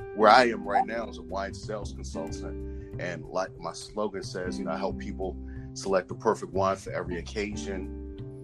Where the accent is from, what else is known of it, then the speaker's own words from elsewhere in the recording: Washington, District of Columbia, United States; moved away as an adult; now in Prince George's County, Maryland, United States; born and raised in Washington D.C. Currently, I live in Prince George's County, Maryland, which is a suburb.